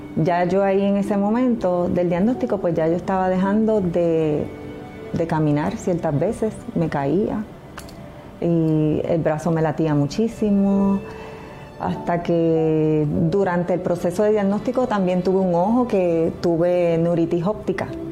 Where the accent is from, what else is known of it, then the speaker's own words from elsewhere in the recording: Bayamón, Puerto Rico; mi ciudad natal es Bayamón, siempre he vivido en Bayamón